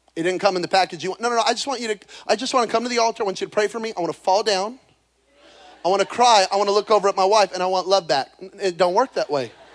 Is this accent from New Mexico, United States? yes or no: yes; Belen, New Mexico, United States; moved away; grow up in Belen, New Mexico. There are more people in this building right now than in my hometown